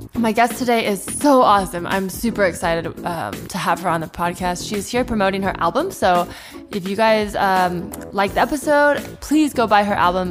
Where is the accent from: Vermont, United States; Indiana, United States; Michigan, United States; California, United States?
California, United States; Palo Alto; moved away as an adult; also born or lived in New York; now in Los Angeles, United States; I'm from, I grew up in the Bay